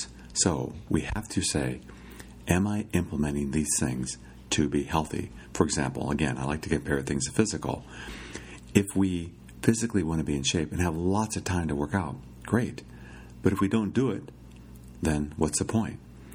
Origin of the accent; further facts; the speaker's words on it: Iowa, United States; growing up in Iowa, my father was pretty good about taking vacations